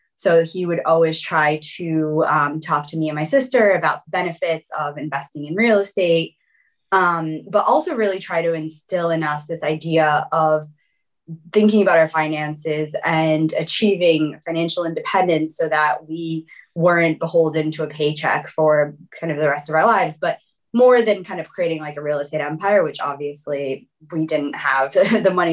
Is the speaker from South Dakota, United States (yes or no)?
no; South Florida, United States; also born or lived in Brazil; So I was born in Brazil originally, and then we moved around quite a bit, and I grew up in South Florida. And that was where my entire kind of childhood, from the time I was 5 until 21, I was in Florida.